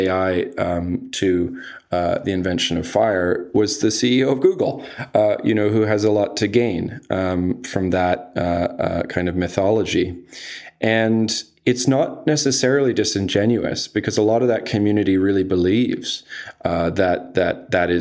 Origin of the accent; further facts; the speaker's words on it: Canada; also born or lived in United Kingdom; I'm Canadian and British